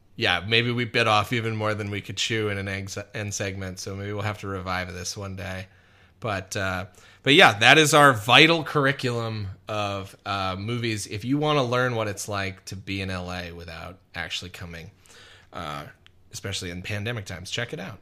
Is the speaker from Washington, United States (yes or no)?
no; Wisconsin, United States; now in Los Angeles, United States; a fucking white kid growing up in Wisconsin